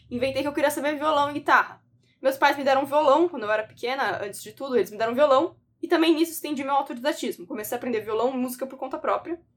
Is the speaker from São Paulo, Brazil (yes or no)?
yes; São Vicente, São Paulo, Brazil; now in São Paulo, Brazil; eu nasci, eu sou, fui criada, inclusive, em São Vicente, no litoral sul de São Paulo, ainda que hoje eu more no, no na capital, em São Paulo, certo?